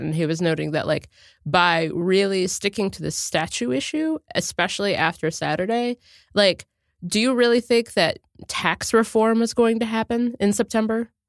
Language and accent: English; Cincinnati, Ohio, United States; I'm from Cincinnati, Ohio